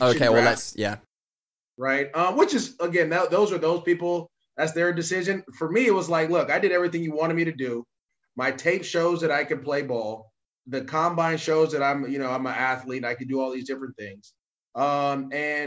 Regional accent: Bay Area, California, United States; I'm from the Bay Area

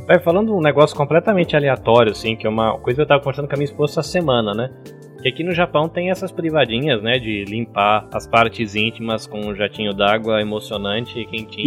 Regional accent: Brazil; eu já fui aquele adolescente brasileiro babaca que amava a bandeira americana

